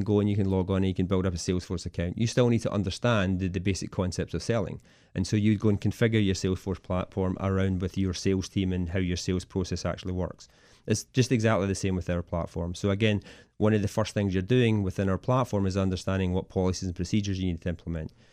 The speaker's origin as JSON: {"language": "English", "region": "Scotland", "country": "United Kingdom", "moved": "as an adult", "lives_now": "Washington DC metro area, United States", "said": "I originally come from Scotland, uh, and I came over here about seventeen years ago as part of the telecom boom"}